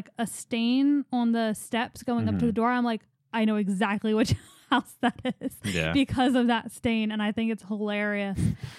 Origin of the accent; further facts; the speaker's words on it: Philadelphia, Pennsylvania, United States; they recognize that I'm from Philly